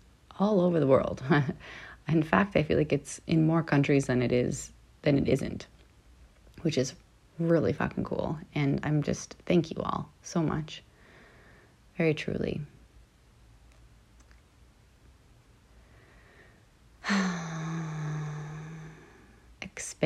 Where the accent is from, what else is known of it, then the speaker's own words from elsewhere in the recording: Canada; now in Los Angeles, United States; I'm Canadian, always